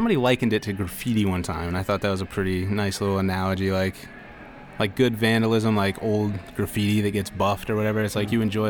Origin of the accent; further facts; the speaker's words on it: Miami, Florida, United States; I'm from Miami, yeah, yeah.